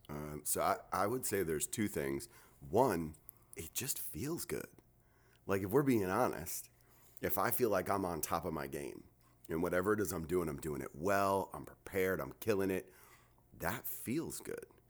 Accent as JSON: {"language": "English", "region": "New Jersey", "country": "United States", "tie": "born or raised there", "moved": "as an adult", "lives_now": "North Carolina, United States", "said": "I am from Jersey my whole life, thirty-nine years till I moved down here."}